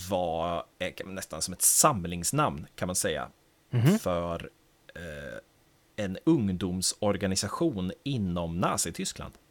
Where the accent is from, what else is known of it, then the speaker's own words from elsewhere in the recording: Kalix, Norrbotten County, Sweden; en liksom, jag är från Kalix